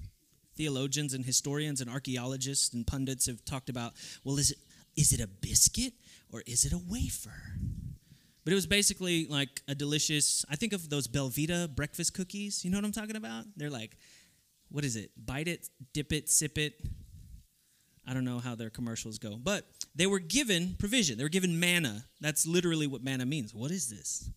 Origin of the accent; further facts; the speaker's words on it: Texas, United States; moved away; I come from Texas